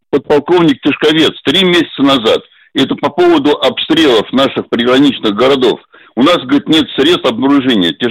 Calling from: Moscow, Russia; из Москвы, пенсионер, мне 77 лет.

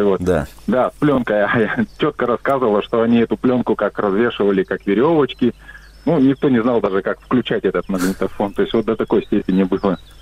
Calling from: Miass, Chelyabinsk Oblast, Russia; я звоню из Челябинской области, город Миас

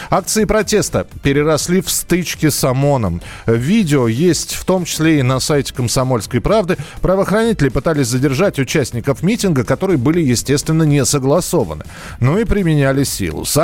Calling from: Russia; Э, мы э, живем, ну, так как мы вам звоним из России, мы не знаем сейчас белорусских законов

